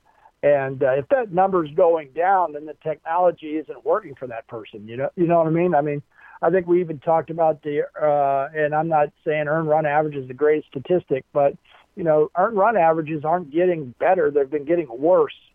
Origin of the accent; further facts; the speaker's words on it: Baltimore, Maryland, United States; growing up in Baltimore, Maryland